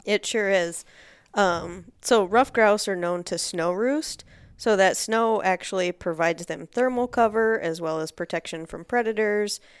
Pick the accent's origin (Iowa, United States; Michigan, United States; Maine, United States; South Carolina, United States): Iowa, United States; Northeast; now in Twin Cities, United States; I'm originally from Northeast Iowa, so not I didn't grow up grouse and woodcock hunting. I grew up chasing deer, turkey, and pheasants primarily.